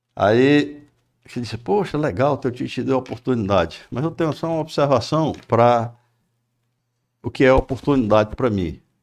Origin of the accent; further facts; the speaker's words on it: Maranguape, Ceará, Brazil; also born or lived in Fortaleza; Eu sou do Maranguape, nascido, na, nascido no, na, na, ali perto da Tabatinga, no, na Sapupara